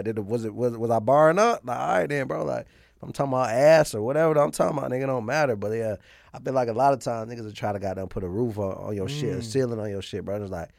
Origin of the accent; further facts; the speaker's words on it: Atlanta, Georgia, United States; Yeah, East side.